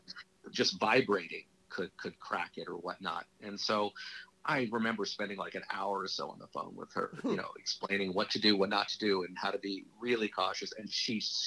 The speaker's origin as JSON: {"language": "English", "town": "Los Angeles", "region": "California", "country": "United States", "tie": "born or raised there", "said": "I grew up in Hollywood."}